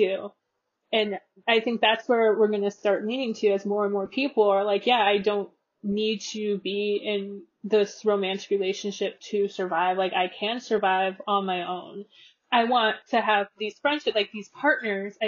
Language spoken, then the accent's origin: English; California, United States; I'm from California